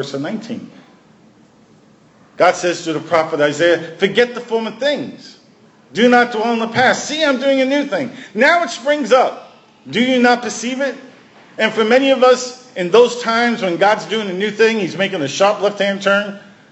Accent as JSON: {"language": "English", "town": "New York City", "region": "New York", "country": "United States", "tie": "born or raised there", "also_born_or_lived": "Washington", "moved": "yes", "said": "I'm a kid from Brooklyn"}